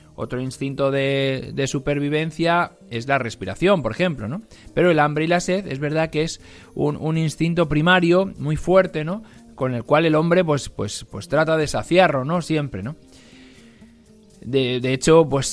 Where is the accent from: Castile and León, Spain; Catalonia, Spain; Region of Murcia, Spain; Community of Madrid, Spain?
Community of Madrid, Spain; Algete; en mi pueblo, de donde yo soy, en Algete